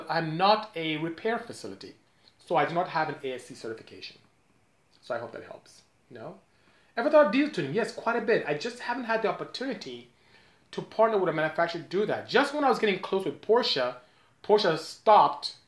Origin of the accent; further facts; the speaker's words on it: Nigeria; now in United States; I'm from Nigeria